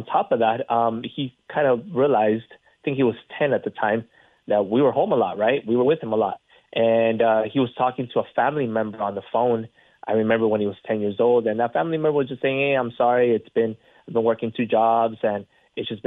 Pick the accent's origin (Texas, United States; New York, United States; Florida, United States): Florida, United States; being from Florida